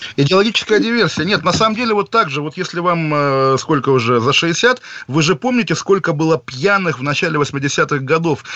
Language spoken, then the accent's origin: Russian; Kaliningrad, Kaliningrad Oblast, Russia; Я сам прекрасно помню, как в Калининграде